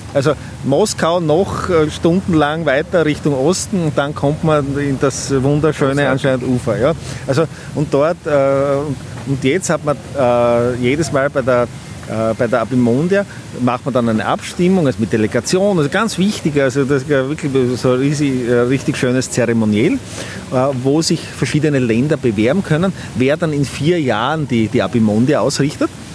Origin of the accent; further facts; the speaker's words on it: Austria; bin Imker aus Österreich